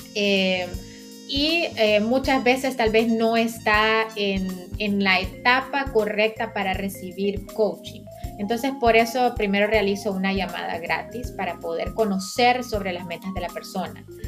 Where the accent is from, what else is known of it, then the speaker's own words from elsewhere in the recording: San Pedro Sula, Cortés, Honduras; now in Katy, United States; soy hondureña, a mucha honra, también soy sanpedrana, o mejor decimos jampedrana, ¿verdad? Eh, nací en San Pedro Sula